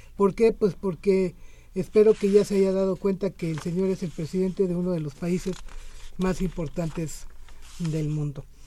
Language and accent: Spanish; Mexico; Somos mexicanos orgullosos